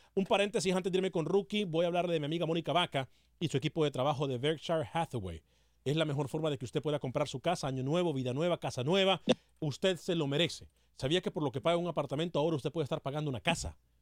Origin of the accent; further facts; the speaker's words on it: Honduras; soy de Honduras. Honduras, 100% catracho